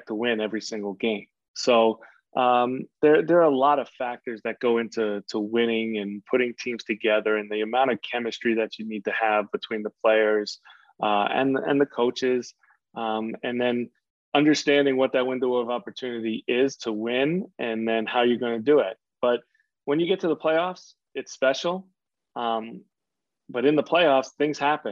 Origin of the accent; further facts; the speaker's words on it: New York, United States; I grew up in New York